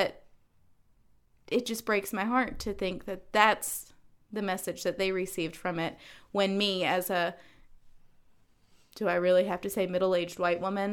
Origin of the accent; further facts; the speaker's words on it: North Carolina, United States; moved away; I grew up in North Carolina